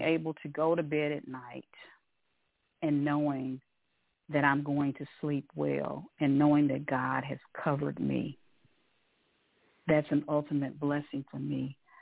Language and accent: English; Louisville, Kentucky, United States; now in Atlanta, United States; I'm originally from Louisville, Kentucky, the home of Muhammad Ali, the Louisville Cardinals, and the Louisville Slugger